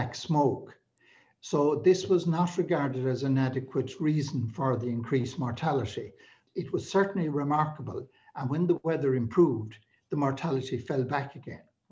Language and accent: English; Galway, Connacht, Ireland; moved away as an adult; also born or lived in London; now in Dublin, Ireland; I was from Galway and had lived there